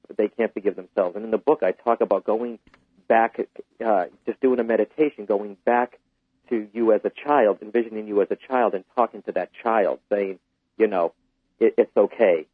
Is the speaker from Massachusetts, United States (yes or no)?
yes; Boston, Massachusetts, United States; Boston's coming up, uh, my hometown